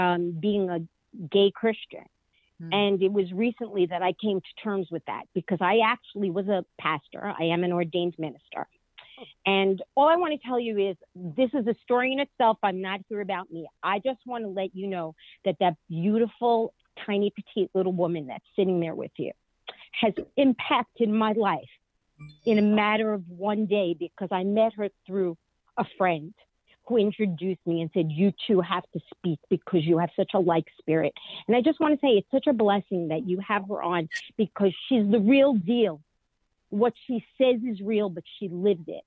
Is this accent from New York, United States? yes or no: yes; New York, United States; I'm also from New York